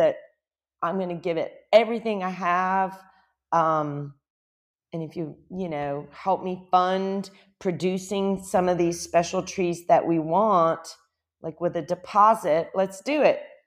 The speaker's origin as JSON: {"language": "English", "region": "Louisiana", "country": "United States", "also_born_or_lived": "Lafayette, Louisiana", "moved": "as an adult", "lives_now": "Costa Rica", "said": "I'm from Louisiana"}